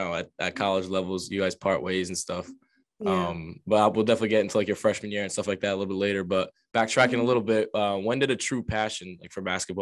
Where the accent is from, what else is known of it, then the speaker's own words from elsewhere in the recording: Johnston, United States; But like I said earlier, growing up in Johnston, like myself, being so close to the town.